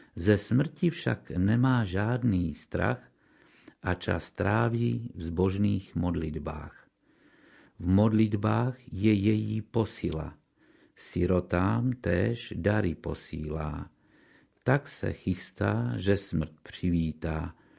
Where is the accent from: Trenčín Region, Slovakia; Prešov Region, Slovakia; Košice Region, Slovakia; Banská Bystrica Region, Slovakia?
Košice Region, Slovakia; Košice; som Košičan